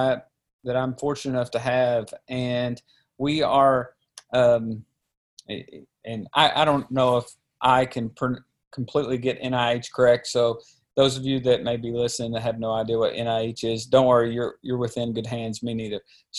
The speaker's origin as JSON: {"language": "English", "town": "Pig", "region": "Kentucky", "country": "United States", "tie": "born or raised there", "also_born_or_lived": "Missouri", "said": "I grew up in Kentucky. In a small little community called Pig, population of about 50, and actually still help manage my family's farm there"}